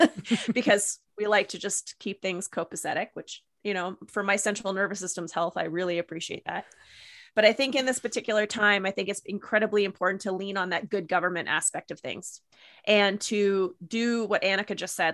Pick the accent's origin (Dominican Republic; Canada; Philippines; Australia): Canada; as a Canadian